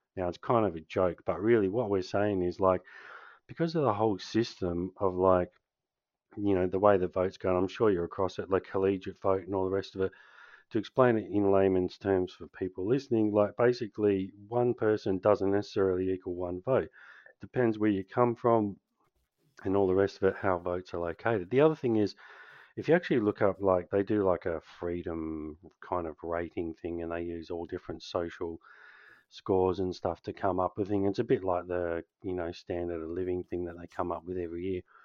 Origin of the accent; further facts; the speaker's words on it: Canberra, Australian Capital Territory, Australia; now in Western Australia, Australia; I grew up in Canberra